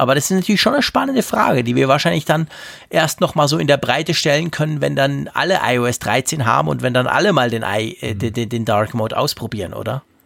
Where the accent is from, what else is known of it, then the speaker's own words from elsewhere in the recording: Bern, Switzerland; ich bin ja als Berner